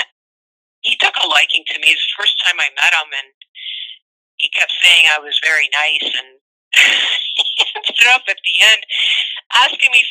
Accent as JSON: {"language": "English", "town": "Niagara Falls", "region": "Ontario", "country": "Canada", "tie": "born or raised there", "said": "I grew up in Niagara Falls"}